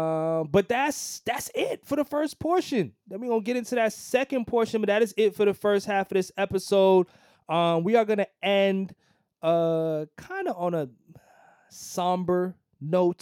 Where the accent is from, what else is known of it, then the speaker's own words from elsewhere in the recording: New York, United States; coming from, you know, New York and growing up in New York for so long